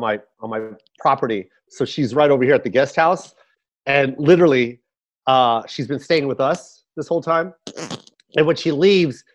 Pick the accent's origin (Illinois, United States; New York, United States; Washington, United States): Washington, United States; Tacoma; I'm from Tacoma.